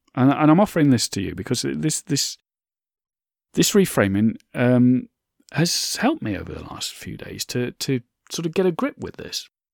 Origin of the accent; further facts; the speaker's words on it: United Kingdom; my home country of the U K